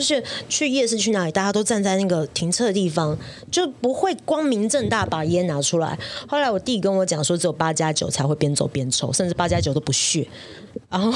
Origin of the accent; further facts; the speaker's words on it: Taiwan; now in Shanghai, China; 我本来就是台湾人